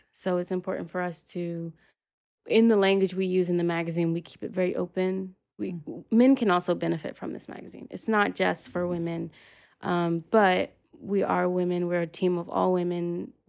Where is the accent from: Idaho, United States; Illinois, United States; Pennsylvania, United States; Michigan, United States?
Pennsylvania, United States; Philadelphia; now in New York, United States; Born and raised, born and raised, yeah.